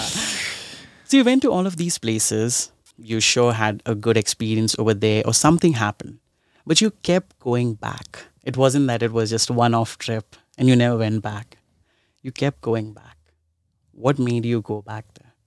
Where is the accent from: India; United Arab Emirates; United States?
India; I'm from India and I've seen a lot of, like, I, I grew up in a slum in India